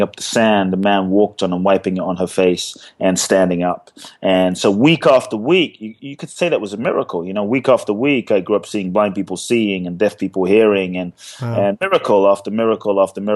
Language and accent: English; London, United Kingdom; also born or lived in Ghana; now in Los Angeles, United States; I grew up in London. I live in LA now